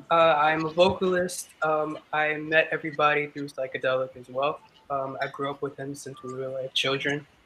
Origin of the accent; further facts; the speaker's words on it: Queens, New York, United States; I'm from Queens, New York.